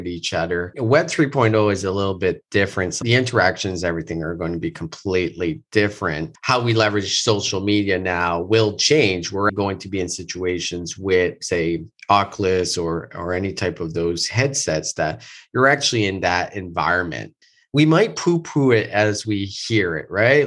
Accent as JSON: {"language": "English", "town": "Moncton", "region": "New Brunswick", "country": "Canada", "tie": "born or raised there", "moved": "yes", "said": "I am in Moncton, New Brunswick, which is my hometown. I have not been here in almost three years"}